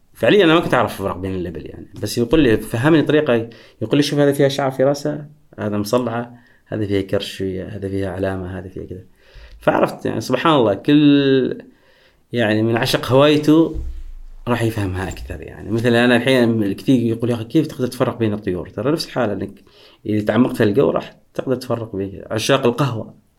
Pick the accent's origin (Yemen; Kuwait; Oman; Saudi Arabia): Oman